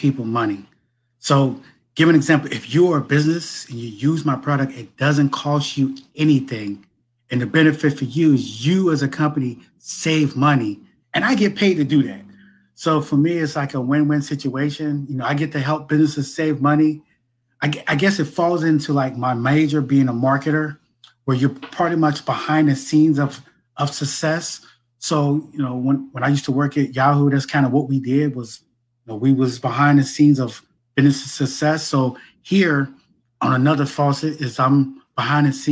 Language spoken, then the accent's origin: English; Cincinnati, Ohio, United States; also born or lived in Philadelphia; I'm born and raised in Cincinnati